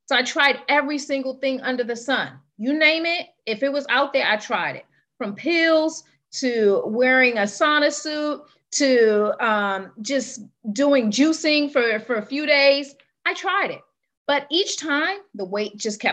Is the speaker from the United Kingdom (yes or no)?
no; Trinidad & Tobago; born and raised in Trinidad